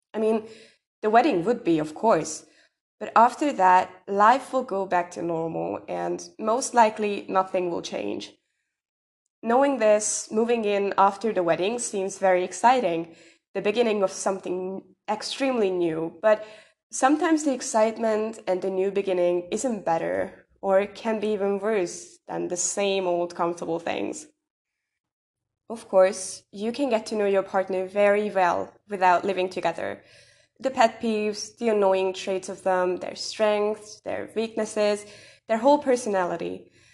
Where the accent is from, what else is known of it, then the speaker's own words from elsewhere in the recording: Hungary; I'm from Hungary